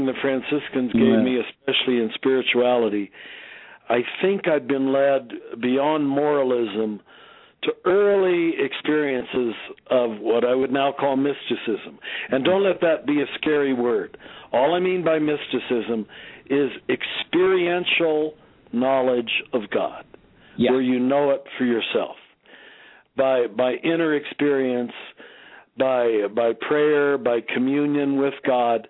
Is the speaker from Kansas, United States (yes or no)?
yes; Kansas, United States; moved away; also born or lived in Cincinnati; a young Catholic boy growing up in Kansas, which is where I grew up.